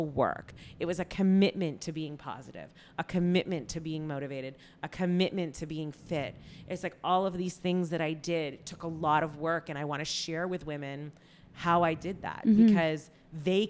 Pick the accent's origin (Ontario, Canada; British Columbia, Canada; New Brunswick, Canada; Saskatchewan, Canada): Ontario, Canada; Toronto; moved away as an adult; now in Los Angeles, United States; I love Toronto. I have mad love for my hometown.